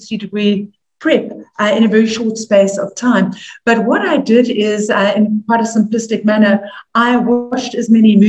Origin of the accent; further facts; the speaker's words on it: South Africa; moved away as an adult; also born or lived in New York; as a South African